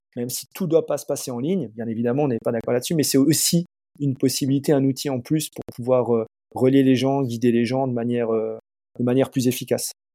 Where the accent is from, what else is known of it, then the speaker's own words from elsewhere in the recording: Alsace, Grand Est, France; chez nous en Alsace